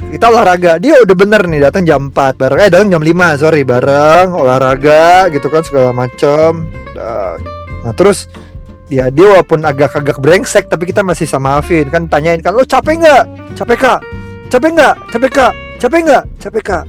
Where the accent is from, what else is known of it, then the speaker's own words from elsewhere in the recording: Jakarta, Indonesia; kita orang Jakarta